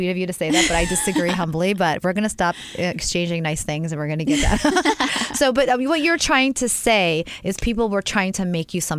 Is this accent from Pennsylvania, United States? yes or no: yes; right outside of Philly, Pennsylvania, United States; moved away as an adult; now in Los Angeles, United States; I am a PA, Pennsylvania girl, right outside of Philly.